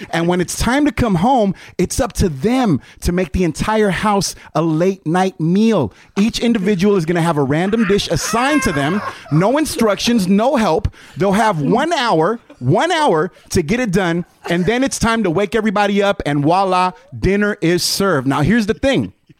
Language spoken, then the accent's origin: English; San Leandro, California, United States; I'm from the East Bay, Bryce. The East Bay in California. I'm from San Leandro, California.